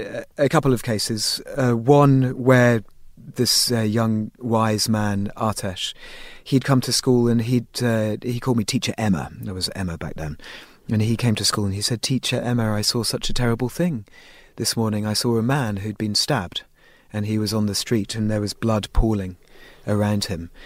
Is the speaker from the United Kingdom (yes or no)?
yes; England, United Kingdom; moved away as an adult; you know, I'm English by birth, and and I think, you know, I spent my first 25 years in England, so my emotions tend to be fairly tempered.